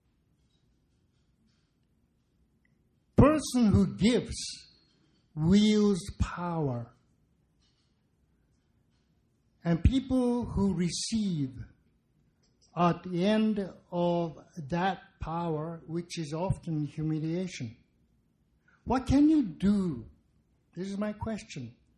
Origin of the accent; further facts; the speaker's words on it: Japan; moved away; I grew up in Japan